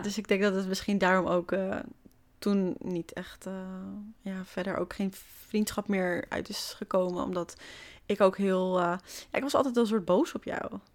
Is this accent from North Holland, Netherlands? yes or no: yes; Hoofddorp, North Holland, Netherlands; born or raised there; now in Amsterdam, Netherlands